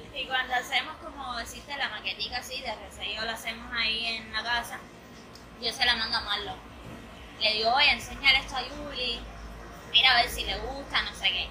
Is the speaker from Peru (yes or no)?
no; Cuba; yo como artista cubana